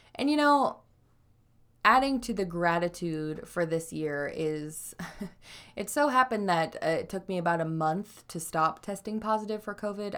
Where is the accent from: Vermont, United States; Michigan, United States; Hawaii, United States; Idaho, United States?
Idaho, United States; moved away; I was raised in Idaho